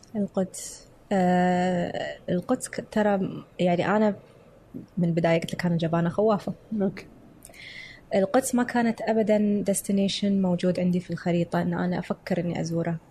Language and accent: Arabic; Kuwait; قلت له، "من الكويت."